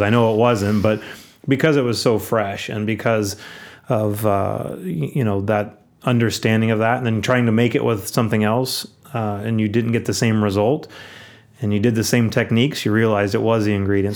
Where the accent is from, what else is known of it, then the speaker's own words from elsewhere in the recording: Aptos, California, United States; I grew up in Aptos, which is a small town in Santa Cruz County